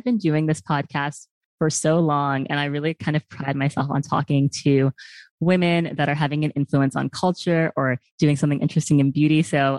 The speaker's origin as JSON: {"language": "English", "country": "Australia", "said": "I'm the Australian version of you."}